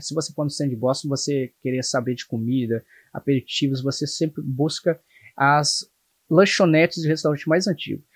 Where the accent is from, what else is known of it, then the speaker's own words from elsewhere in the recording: Brazil; moved away as an adult; now in United States; Também amo meu país, mas eu conheço mais aqui do que o meu Brasil